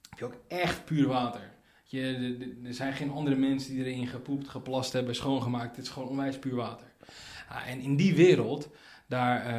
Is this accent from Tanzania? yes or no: yes; Tanzania; born there; Van, van jongens af ik ben geboren in Tanzania.